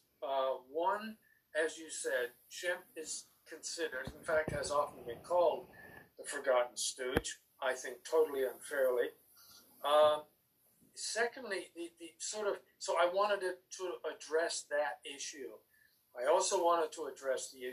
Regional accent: Canada; also born or lived in England; When I was five, my mother and I hopped on a boat and we moved from England to Canada, where my father was already waiting for us

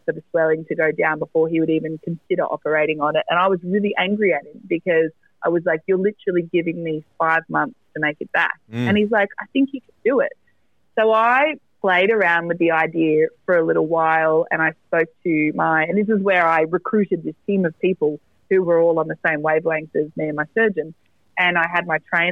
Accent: Maitland, New South Wales, Australia; in Maitland at my in my hometown. It's about 2 hours north of Sydney

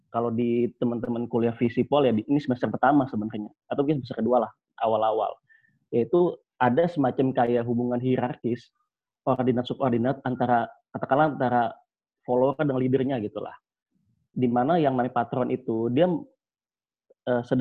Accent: Java, Indonesia; misalnya saya orang Jawa

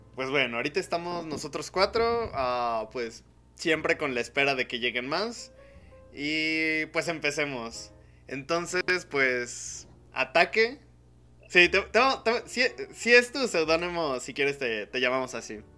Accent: Mexico; Mora y yo pues somos de aquí de México

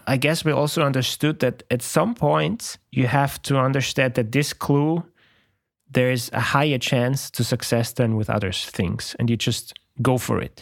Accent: Austria; moved away as an adult; also born or lived in Poland; I'm from Austria. It's a small country

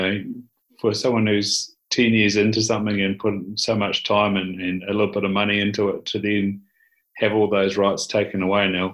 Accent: Southland, New Zealand; Grew up in Southland, bottom of New Zealand

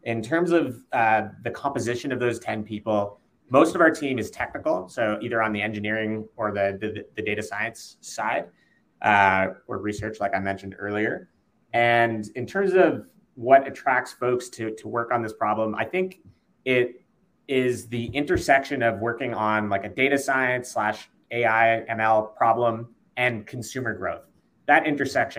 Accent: Canada; we're all Canadian

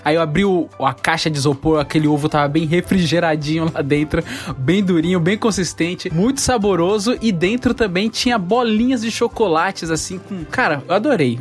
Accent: Bahia, Brazil; now in São Paulo, Brazil; eu nasci na Bahia

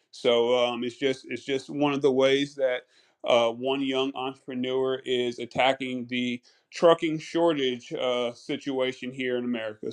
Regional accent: North Carolina, United States; also born or lived in Brooklyn, New York; now in Georgia, United States; born in Brooklyn, but I was raised in North Carolina

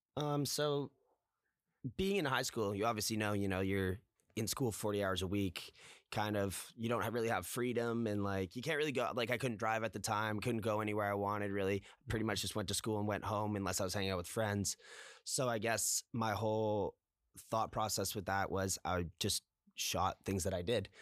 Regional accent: Toronto, Ontario, Canada; also born or lived in Guelph; I'm actually from Toronto, born and raised here, uh, in the West End

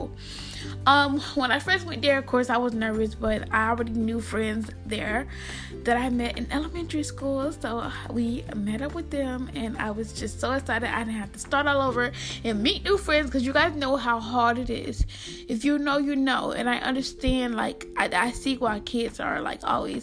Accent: Albany, Georgia, United States; I'm from Albany, Georgia. Most of you guys know I live in Albany, Georgia

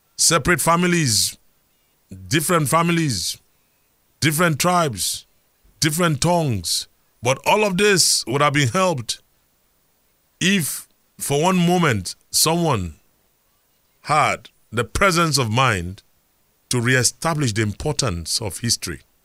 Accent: Lagos, Nigeria; I remember growing up in Surulere, where we had a health center in Gbaja.

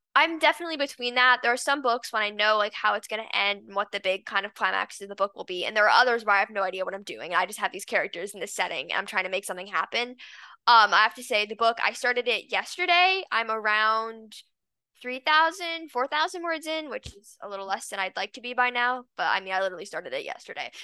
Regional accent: Los Angeles, California, United States; now in San Diego, United States; I was born in Los Angeles and I lived there um for 11 years.

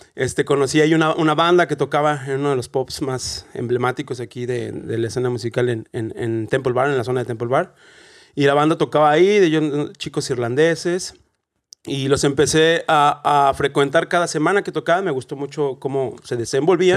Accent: Celaya, Guanajuato, Mexico; moved away as an adult; now in Dublin, Ireland; yo soy de Celaya, Guanajuato, de México. Y llegué a Dublín

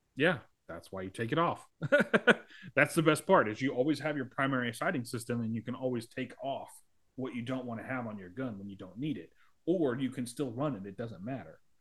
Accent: United States; I'm an American

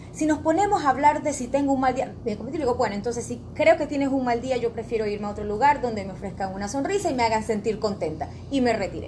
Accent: Panama; nosotros como panameños

